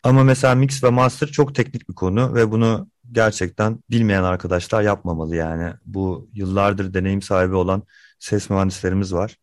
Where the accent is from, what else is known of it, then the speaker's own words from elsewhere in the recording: Mersin, Turkey; ben İstanbul dışında büyüdüm, Mersin'de büyüdüm